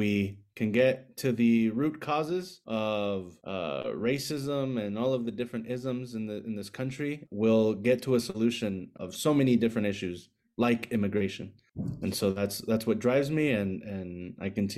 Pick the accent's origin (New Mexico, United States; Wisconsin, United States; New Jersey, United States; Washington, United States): New Mexico, United States; Albuquerque; also born or lived in Chihuahua, Chihuahua, Mexico; I came to this country with my family when I was 7 years old. I grew up here in Albuquerque